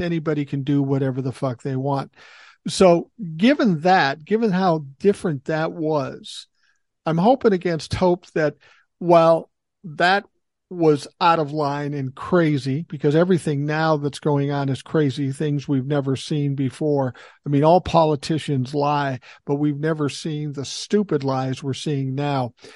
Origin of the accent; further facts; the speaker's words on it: Minneapolis, Minnesota, United States; I grew up in South Minneapolis, kind of an urban situation